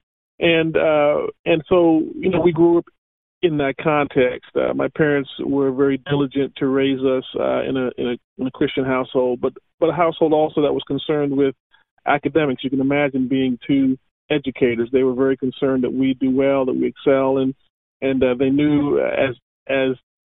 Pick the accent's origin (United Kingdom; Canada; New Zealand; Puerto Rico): Canada; moved away as an adult; also born or lived in Antigua / Dallas, Texas; now in Atlanta, United States; I was born in Antigua, and we migrated to North America when I was 3 years old. And so I grew up in Canada